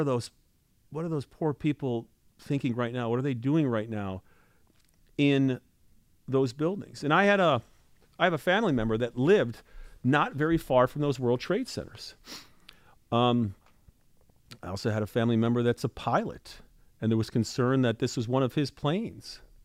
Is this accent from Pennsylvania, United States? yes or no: yes; Pennsylvania, United States; And I grew up 80 miles from New York City. I grew up in Pennsylvania.